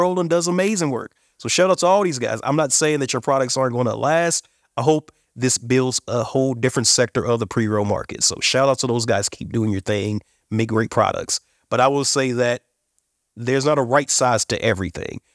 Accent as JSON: {"language": "English", "region": "Indiana", "country": "United States", "moved": "yes", "lives_now": "Colorado, United States", "said": "I'm from Indiana. originally."}